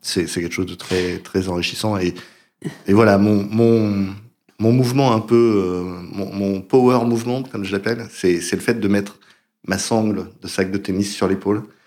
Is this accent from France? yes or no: yes; France; moved away as an adult; also born or lived in United States; je suis français